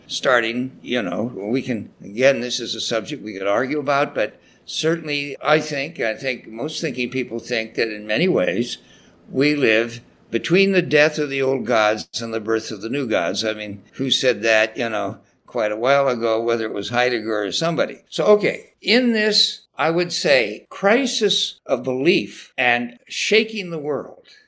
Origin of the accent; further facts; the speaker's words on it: Salinas, California, United States; where I grew up in Salinas, California, you know, it's a tough town of growers and a big rodeo there.